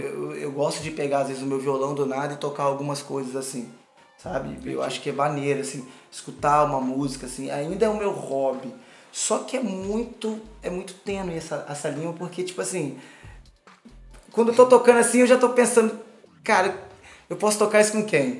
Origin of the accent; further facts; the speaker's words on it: Cachoeiro de Itapemirim, Espírito Santo, Brazil; moved away; foi uma vez que eu toquei na minha cidade, em Cachoeira. Eu sou de Cachoeira, Itapemirim